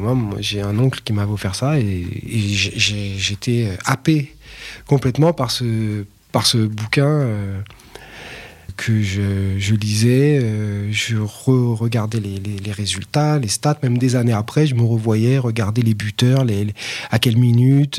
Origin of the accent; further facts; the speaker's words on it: Paris, Île-de-France, France; je suis parisien. J'ai grandi dans le, dans le 18e arrondissement.